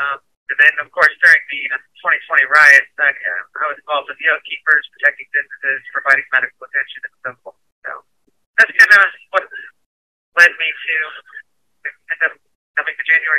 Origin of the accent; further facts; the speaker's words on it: New York, United States; born there; also born or lived in Ohio; I was born in New York, went to Ohio, went to Army, deployed to Afghanistan.